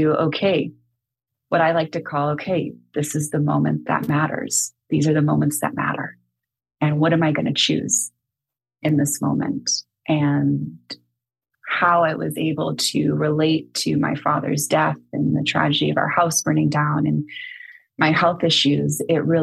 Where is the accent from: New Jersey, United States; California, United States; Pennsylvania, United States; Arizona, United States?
California, United States; San Francisco; also born or lived in Napa Valley; I'm born and raised in San Francisco